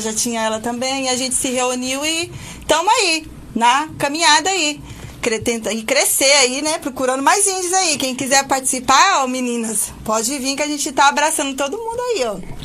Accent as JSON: {"language": "Portuguese", "region": "São Paulo", "country": "Brazil", "moved": "as an adult", "lives_now": "Campos dos Goytacazes, Brazil", "said": "Eu sou de São Paulo, eu tô aqui em, em campo só há seis meses"}